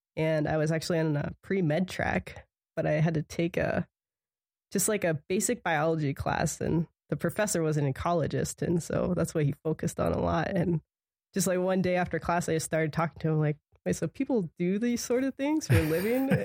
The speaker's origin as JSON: {"language": "English", "town": "Punxsutawney", "region": "Pennsylvania", "country": "United States", "tie": "born or raised there", "moved": "as an adult", "lives_now": "Montana, United States", "said": "I'm originally from Pennsylvania. I grew up in Punxsutawney"}